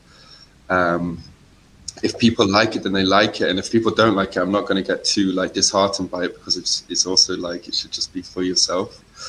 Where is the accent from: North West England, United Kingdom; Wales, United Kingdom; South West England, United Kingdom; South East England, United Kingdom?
North West England, United Kingdom; Macclesfield; SK11 is like the postcode from my hometown.